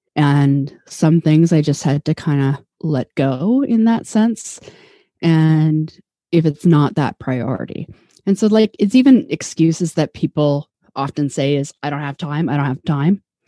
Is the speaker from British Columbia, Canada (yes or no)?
yes; Vancouver, British Columbia, Canada; now in Toronto, Canada; I'm from Vancouver. I grew up there.